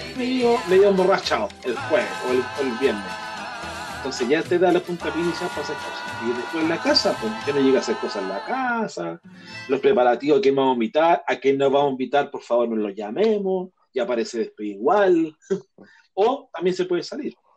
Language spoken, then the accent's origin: Spanish; Chile